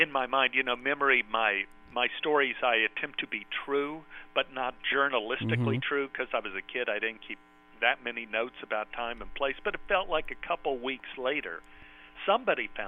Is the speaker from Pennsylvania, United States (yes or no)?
no; Dallas, Texas, United States; I grew up in Oak Cliff, which is about 20 miles outside of Dallas